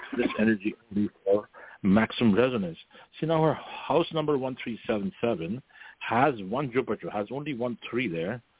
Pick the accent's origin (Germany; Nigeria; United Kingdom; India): India; moved away as an adult; now in Northern California, United States; when I was growing up in India